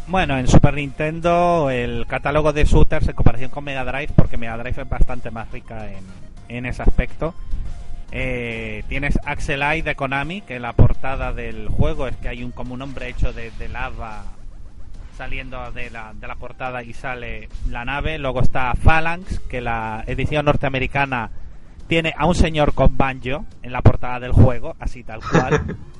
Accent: Gran Canaria, Canary Islands, Spain; en Gran Canaria, por lo menos por donde yo vivía

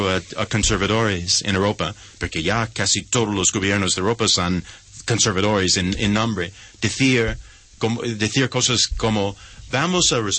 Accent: United States; Spanish is a second language; moved away as an adult; now in Spain; como americano afincado en España muchos años

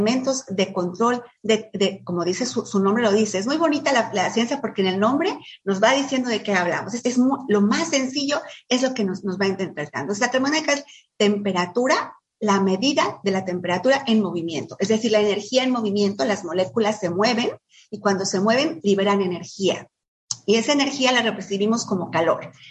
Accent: Mexico City, Mexico; Con los que vinimos de la Ciudad de México y de, lugares más, más fríos que aquí

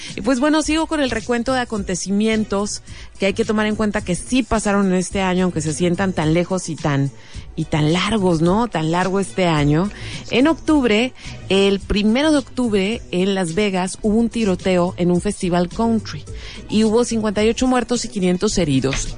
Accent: Mexicali, Baja California, Mexico; los mexicalenses

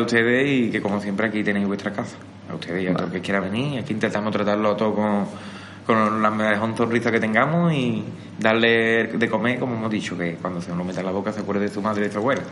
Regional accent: Bollullos, Andalusia, Spain; aquí en Boyullo

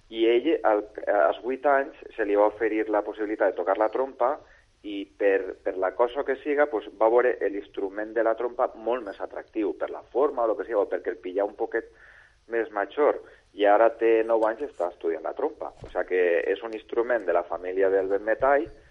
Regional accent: Bétera, Valencian Community, Spain; jo sóc de Vetera i comencé els meus estudis en, eh, en el Centre Artístic i Musical de Vetera

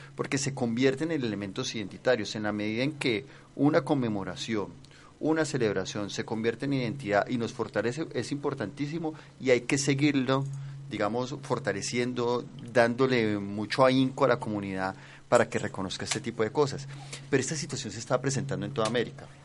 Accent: Cali, Valle del Cauca, Colombia; Y son representaciones que nos fortalecen como caleño

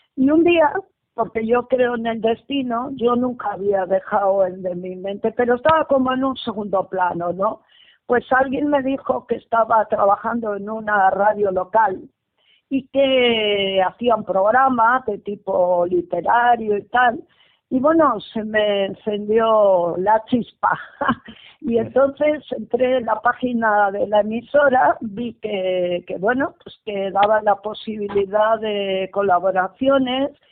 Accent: Bilbao, Basque Country, Spain; soy de Bilbao y resido en Bilbao

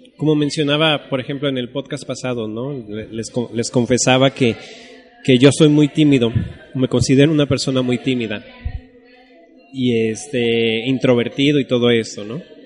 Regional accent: Mexico; soy mexicano

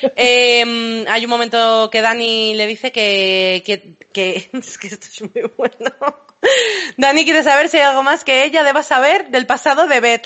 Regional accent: Madrid, Community of Madrid, Spain; also born or lived in London; soy también nacida en Inglaterra, criada en Madrid nací en Londres.

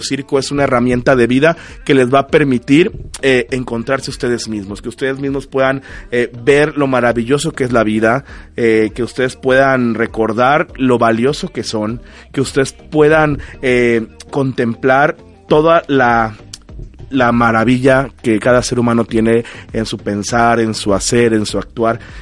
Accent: Mexico; nos unió como mexicanos

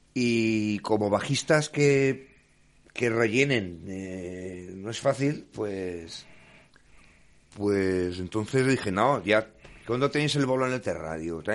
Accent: Grado, Spain; con gente de mi, de mi pueblo, del grado

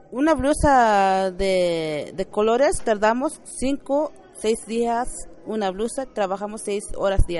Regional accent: San Andrés Larráinzar, Chiapas, Mexico; yo vengo de San Andrés Larenzo, Chiapas.

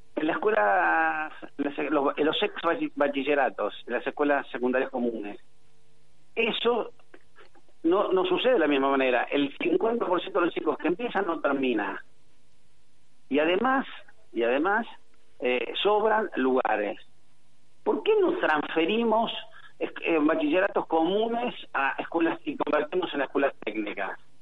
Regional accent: San Miguel, Buenos Aires Province, Argentina; soy de San Miguel, nací en San Miguel, vuelvo a San Miguel todos los días de mi vida

